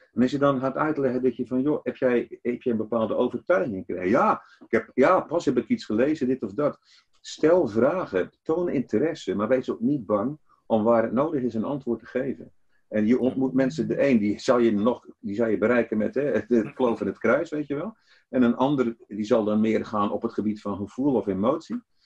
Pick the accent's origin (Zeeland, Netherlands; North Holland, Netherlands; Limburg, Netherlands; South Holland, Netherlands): Zeeland, Netherlands; also born or lived in Antwerp, Belgium; ik kom ook uit Zeeland, dus de Bijlen, halve Vlaming